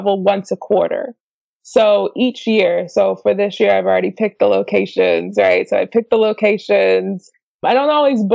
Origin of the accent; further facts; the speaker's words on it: Slidell, Louisiana, United States; moved away as an adult; now in Los Angeles, United States; So I am originally from Slidell, Louisiana, which is just outside of New Orleans